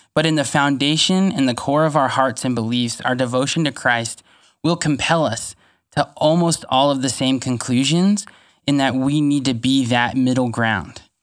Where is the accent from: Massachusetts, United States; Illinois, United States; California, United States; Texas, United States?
California, United States; Fresno; I grew up in Pinedale, which, if you're familiar with Fresno, especially pre-River Park, uh, is a really rough neighborhood